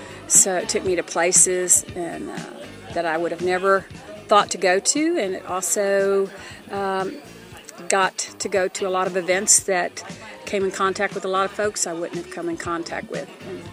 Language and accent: English; Texas, United States; from Texas, and proud of it.